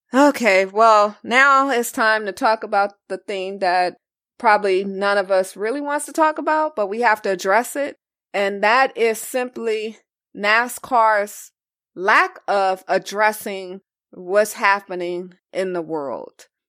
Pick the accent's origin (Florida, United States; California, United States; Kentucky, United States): California, United States; Los Angeles; I'm from Los Angeles, I lived through the Rodney King riots in ninety-two.